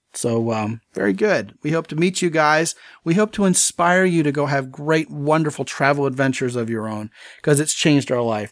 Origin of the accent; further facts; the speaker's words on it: United States; I was from America